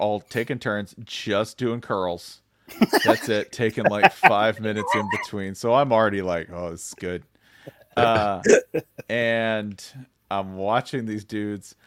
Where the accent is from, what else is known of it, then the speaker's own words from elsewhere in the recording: Tennessee, United States; I grew up in Tennessee